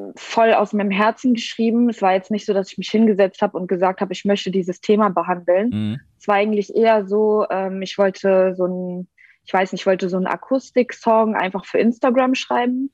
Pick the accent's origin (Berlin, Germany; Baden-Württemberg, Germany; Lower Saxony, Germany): Berlin, Germany; ich bin aus Berlin. Ähm, ich bin mit drei hergezogen, also okay. ich äh, bezeichne mich selbst als Berlinerin